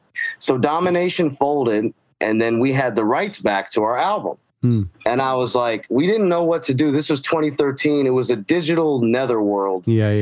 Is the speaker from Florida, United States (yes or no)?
yes; Jacksonville, Florida, United States; I grew up in Jacksonville, Florida, which is Northeast Florida. For those unfamiliar with Florida, it's not really Florida that you see on the news.